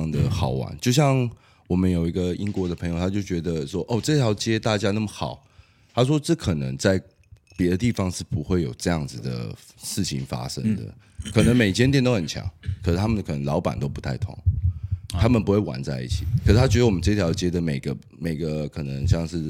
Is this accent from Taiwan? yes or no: yes; Kaohsiung, Taiwan; 小时候就在这里长大，